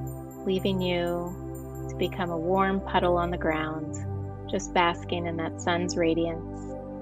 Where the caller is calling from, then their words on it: New Jersey, United States; I am calling from the East Coast in New Jersey.